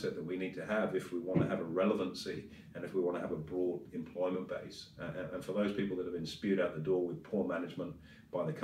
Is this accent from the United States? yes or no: no; Swindon, South West England, United Kingdom; now in Australia; the town I grew up in Swindon